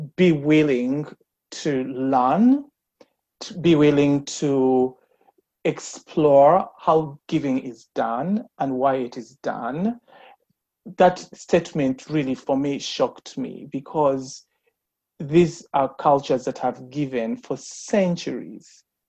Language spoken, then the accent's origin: English; Uganda; I was born and raised in Uganda.